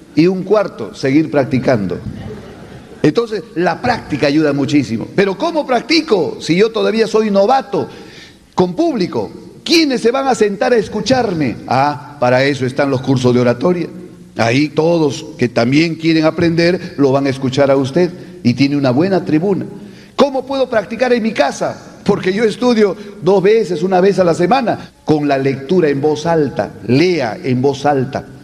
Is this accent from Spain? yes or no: no; Peru; no soy de Perú